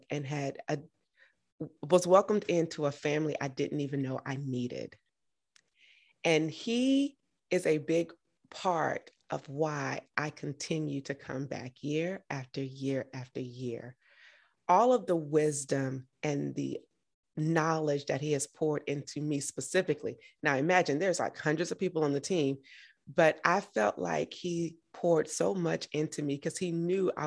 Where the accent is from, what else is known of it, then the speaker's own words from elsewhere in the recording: Georgia, United States; moved away as an adult; I was from Georgia